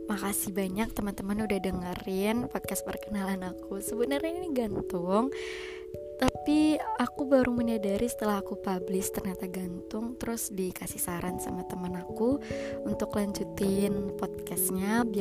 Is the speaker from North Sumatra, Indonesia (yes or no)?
no; Kandis, Riau, Indonesia; also born or lived in Pekanbaru; Aku lahir di Kandis 17 Juni